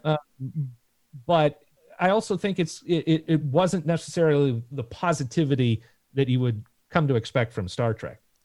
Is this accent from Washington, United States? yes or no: yes; Seattle, Washington, United States; we're from Seattle